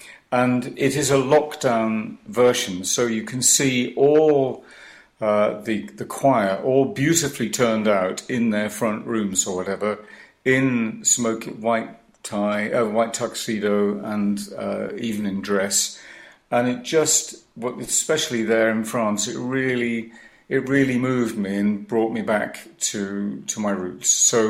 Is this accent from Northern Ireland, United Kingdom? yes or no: no; Cardiff, Wales, United Kingdom; I grew up in Cardiff, went to Cardiff High School, and I learned my Welsh, as did we all.